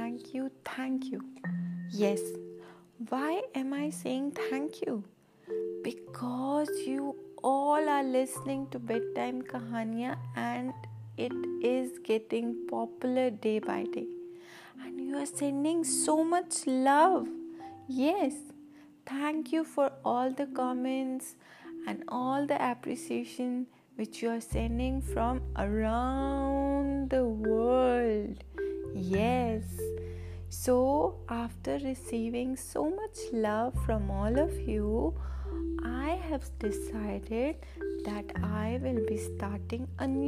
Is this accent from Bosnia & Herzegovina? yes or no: no; India; I'm from India